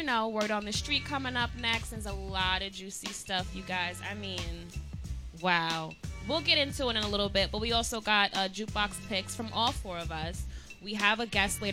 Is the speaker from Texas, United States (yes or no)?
no; New York City, New York, United States; I'm from Staten Island